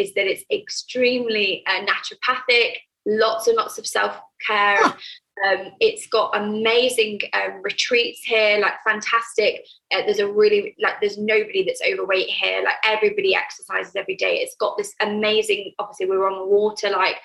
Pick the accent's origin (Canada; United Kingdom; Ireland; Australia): United Kingdom; moved away as an adult; now in Ibiza, Spain; I'm British. So I have a network in the UK